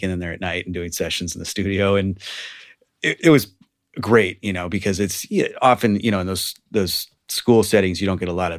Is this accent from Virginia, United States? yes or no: no; Walnut Creek, California, United States; In Walnut Creek.